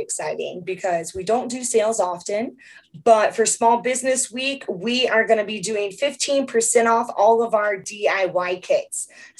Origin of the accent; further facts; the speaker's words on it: Southern United States, United States; Yeah, I'm from the South and we did not have that growing up.